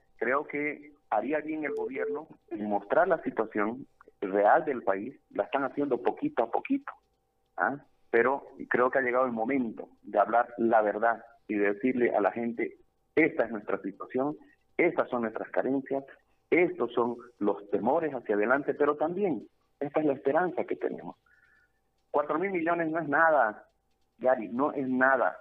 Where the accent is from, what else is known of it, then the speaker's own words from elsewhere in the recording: Bolivia; como bolivianos